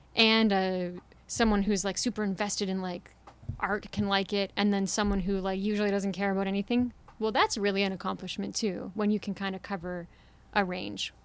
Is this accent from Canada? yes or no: yes; Toronto, Ontario, Canada; moved away as an adult; I'm from here, I'm from Toronto, but I haven't been living here for a few years.